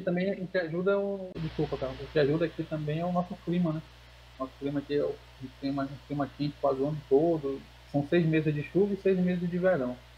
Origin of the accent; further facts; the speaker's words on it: Manaus, Amazonas, Brazil; sou aqui de Manaus